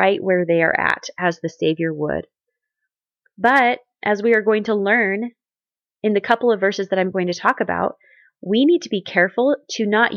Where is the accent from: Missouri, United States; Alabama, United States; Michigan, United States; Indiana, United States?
Missouri, United States; Southwest; growing up in Southwest Missouri